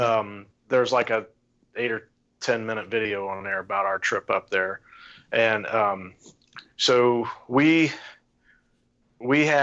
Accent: St. Paris, Ohio, United States; now in Urbana, United States; I grew up in St. Paris, which is east of there

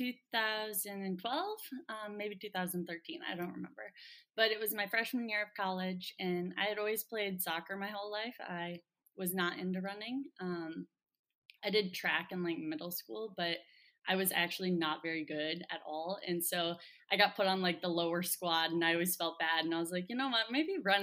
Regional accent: Columbus, Ohio, United States; also born or lived in Wisconsin; my hometown too, of Columbus. So I came back to Ohio

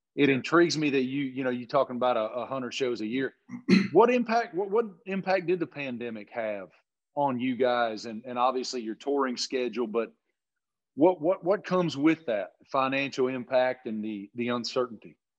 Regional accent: Appalachia, United States; I grew up in Appalachia

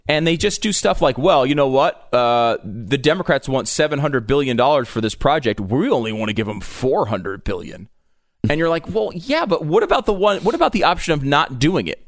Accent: New York, United States; also born or lived in Connecticut; I was born in New York. Um, I grew up, uh, partially in New York, partially in Connecticut

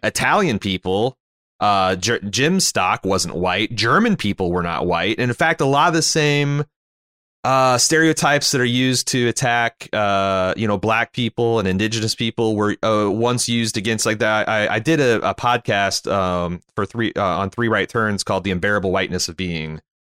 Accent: Canada; as a Canadian

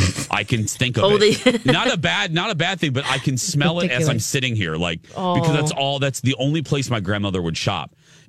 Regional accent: Indiana, United States; moved away; also born or lived in Chicagoland area; Because we had an Aldi growing up in Indiana

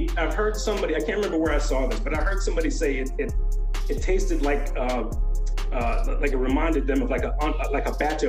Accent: New York City, New York, United States; I'm from South Jamaica, Queens.

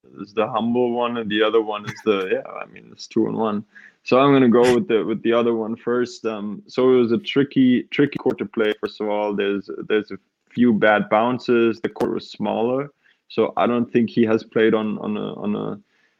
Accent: Karlsruhe, Baden-Württemberg, Germany; my hometown club in Karlsruhe

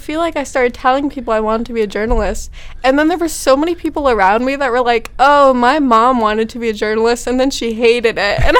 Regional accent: Massachusetts, United States

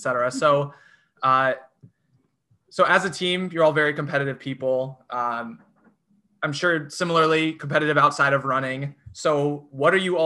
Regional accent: Iowa City, Iowa, United States; I grew up in Iowa City, went to Iowa State, so Iowa native as well

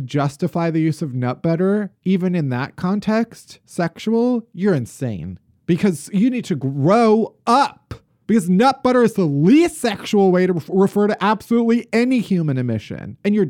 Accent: Chicago, Illinois, United States; And maybe it's because we're from Chicago, the suburbs.

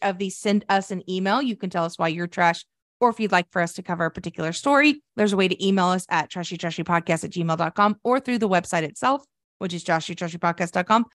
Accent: Sterling, Oklahoma, United States; growing up in my hometown, Sterling, Oklahoma

